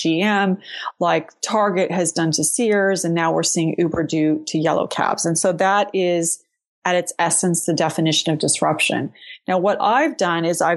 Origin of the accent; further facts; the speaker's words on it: San Jose, California, United States; also born or lived in Boston; now in Lexington, United States; I'm actually from San Jose, California